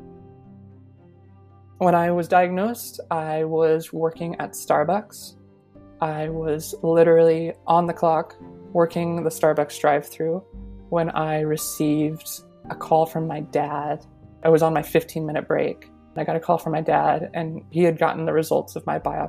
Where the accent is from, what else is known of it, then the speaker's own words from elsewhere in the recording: Colorado, United States; now in Vermont, United States; I'm originally from Colorado. I live in Vermont now.